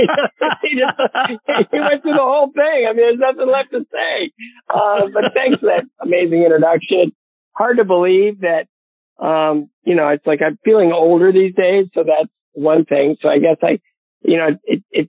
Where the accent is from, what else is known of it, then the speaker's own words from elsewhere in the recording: Bowling Green, Ohio, United States; my hometown of Bowling Green, Ohio